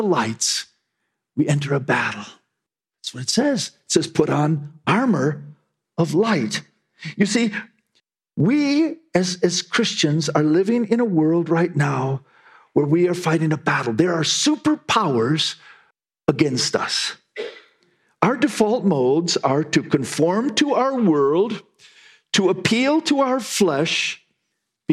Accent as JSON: {"language": "English", "country": "United States", "said": "we Americans"}